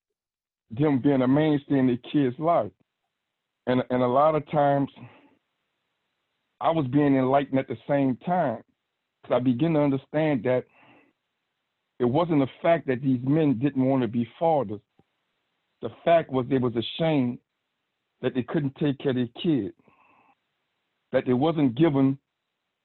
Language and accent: English; New Orleans, Louisiana, United States; I'm from New Orleans, Louisiana. Grew up without a mother or father